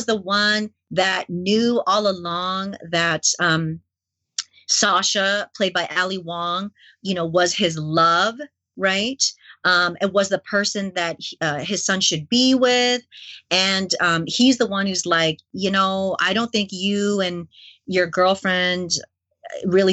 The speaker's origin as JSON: {"language": "English", "country": "Canada", "tie": "born or raised there", "also_born_or_lived": "New York City, United States", "said": "I grew up in Asian Canada"}